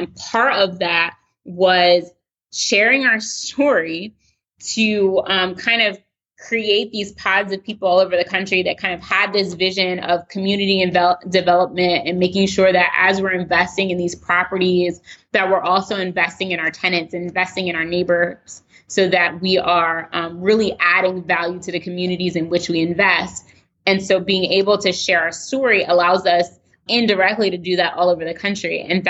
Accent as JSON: {"language": "English", "town": "Baltimore", "region": "Maryland", "country": "United States", "said": "So we moved closer to family, close originally from Baltimore, from Pennsylvania."}